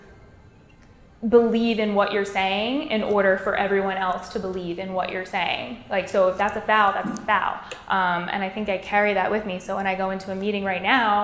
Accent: Toms River, New Jersey, United States; I grew up in Toms River, New Jersey, born and raised.

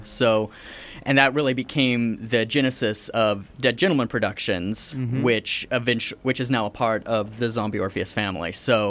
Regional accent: Pacific Northwest, United States; moved away as an adult; also born or lived in Pennsylvania; now in Canada; moved out of there by the time I was 3, and I've been in the Pacific Northwest ever since with occasional diversions to other places. But United States, now here in Canada

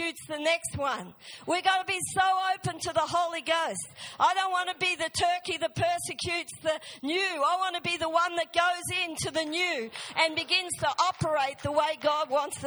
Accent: Australia; moved away; I grew up in Australia, I know the ways of Australia

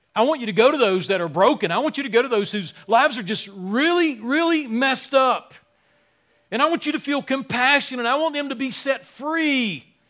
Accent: Wilmington, North Carolina, United States; moved away; my hometown, Wilmington

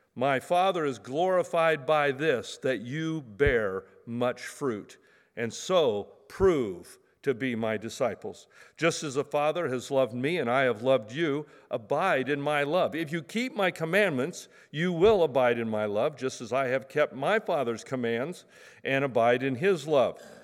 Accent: Medford, Oregon, United States; I grew up in Medford, you know, pear trees

